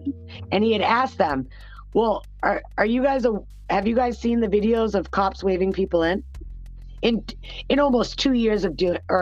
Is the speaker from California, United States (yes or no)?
no; New Hampshire, United States; my home state. New Hampshire